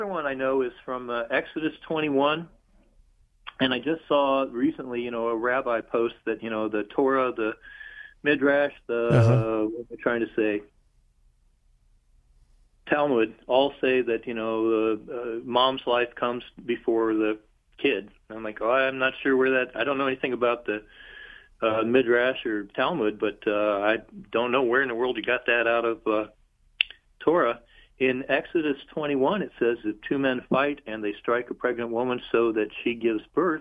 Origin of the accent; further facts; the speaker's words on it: Southern Ohio, United States; accent: Southern Ohio; my Southern Ohio accent